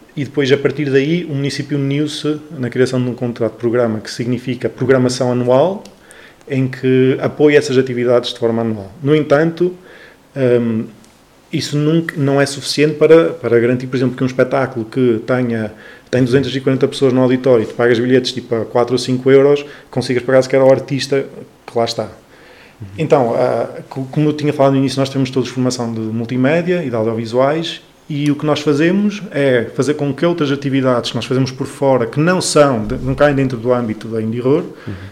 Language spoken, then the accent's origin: Portuguese; Chaves, Norte, Portugal; also born or lived in Bragança; eu sou de Chaves